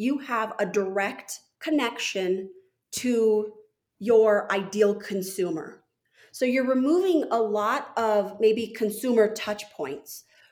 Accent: Santa Fe, New Mexico, United States; moved away; also born or lived in Washington, D.C. / Park City, Utah; I grew up in Santa Fe, New Mexico

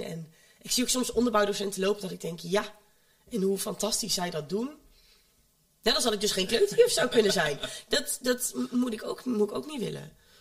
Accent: home town near Almelo, Overijssel, Netherlands; uit de woonplaats waar ik vandaan kom, daar hadden ze geen M B O. Daar hadden ze alleen de middelbare school. Maar er zat wel een M B O gevestigd in Almelo.

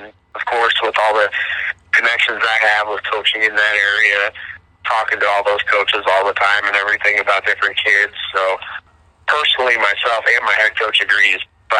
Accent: Flint, Michigan, United States; moved away; also born or lived in Illinois; I'm from Flint, Michigan

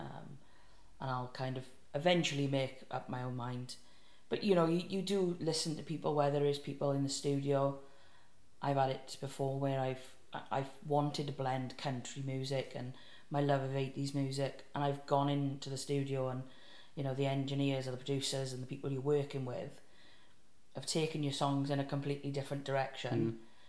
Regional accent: South Wales, United Kingdom; if you can't tell by my wonderful accent, I'm from South Wales

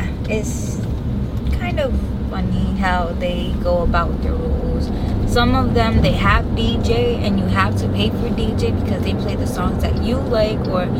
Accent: New York, United States; now in Florida, United States; I'm from New York.

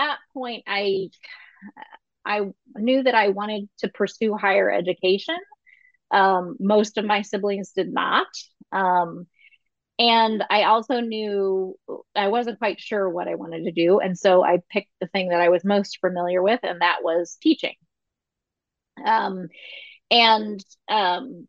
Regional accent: north central Ohio, United States; I'm from the Midwest. I'm from the north central part of Ohio

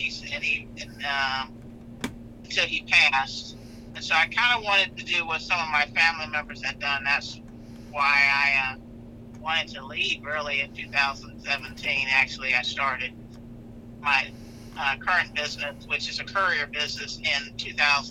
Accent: Kansas City, Missouri, United States; also born or lived in Johnson County, Kansas / Charlotte, North Carolina; I'm from Kansas City. I'm a Kansas City native. Like I said, I grew up in 5th District mainly

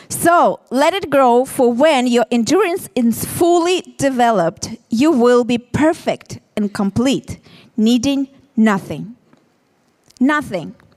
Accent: Ukraine; English is a second language; moved away as an adult; now in Tel Aviv, Israel; We are from originally from Ukraine, me and my husband

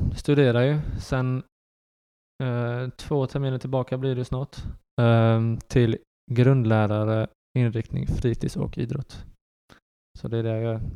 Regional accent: Karlskrona, Blekinge, Sweden; born or raised there; also born or lived in Netherlands / Västerås

